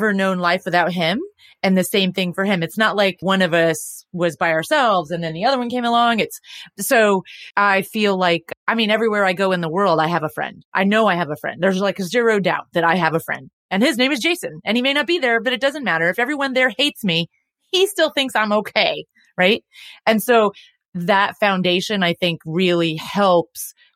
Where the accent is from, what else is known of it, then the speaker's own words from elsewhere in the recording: Texas, United States; we're from Texas